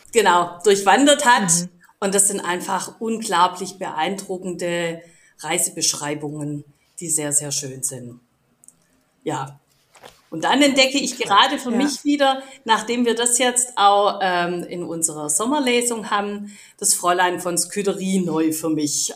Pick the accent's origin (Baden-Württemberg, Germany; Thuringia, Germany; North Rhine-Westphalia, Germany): Baden-Württemberg, Germany; Stuttgart; als Stuttgarter